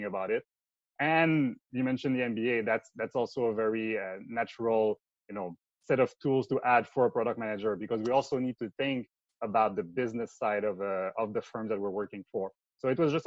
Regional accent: Montreal, Quebec, Canada; accent: French Canadian; English is a second language; moved away as an adult; also born or lived in Bay Area, United States; I'm from Quebec. So it's a French Canadian accent

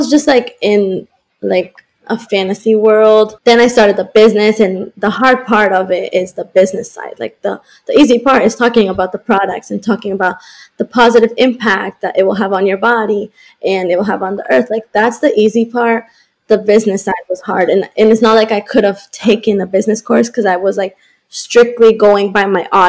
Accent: Colombia; now in Boston, United States; I was born in Colombia, so I'm very connected to Latin America.

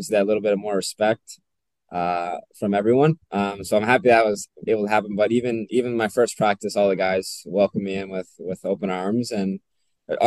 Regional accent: Nova Scotia, Canada; moved away as an adult; also born or lived in Toronto, Canada; now in Nashville, United States; I'm from Nova Scotia, Canada, which is pretty much similar to here with how much country there is.

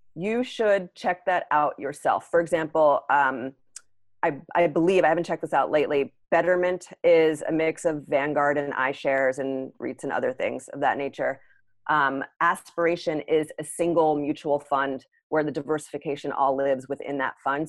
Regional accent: United States; being an American

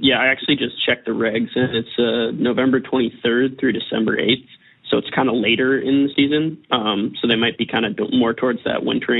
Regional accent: Washington, United States; I'm from Washington.

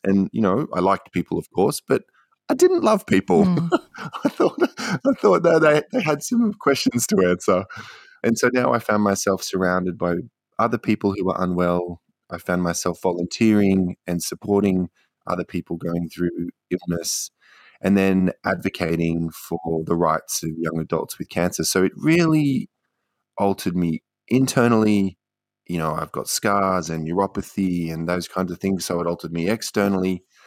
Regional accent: Queensland, Australia; moved away as an adult; also born or lived in Canberra / Beijing; I grew up in Queensland and then took myself off to China

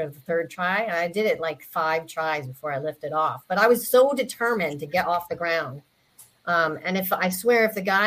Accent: Connecticut, United States; now in South Carolina, United States; I'm originally from Connecticut, but I'm in South

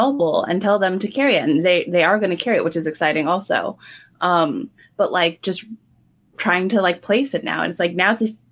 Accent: SoCal, California, United States; moved away as an adult; also born or lived in New York; I've been in SoCal, which in my hometown

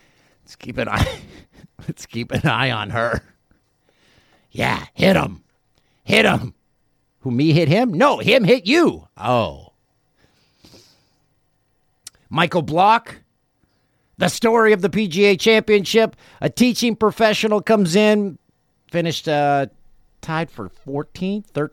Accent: Peterborough, Ontario, Canada; born or raised there

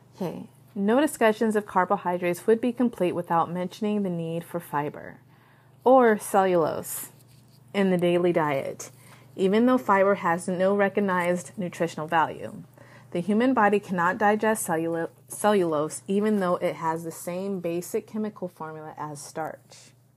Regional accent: United States; I can only talk as an American woman

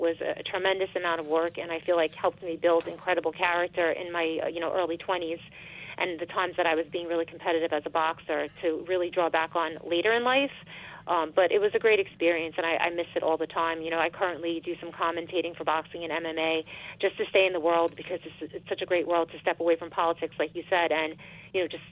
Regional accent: Elmont, New York, United States; I got to run in my hometown, so I know everybody here

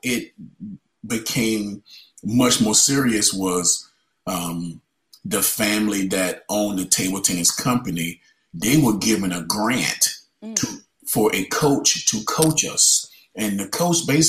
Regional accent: Wilson, North Carolina, United States; my hometown in Wilson, North Carolina

